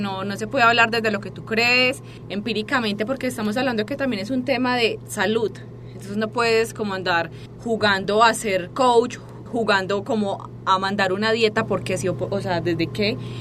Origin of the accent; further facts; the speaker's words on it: Medellín, Antioquia, Colombia; moved away as an adult; now in Mexico; yo soy de Colombia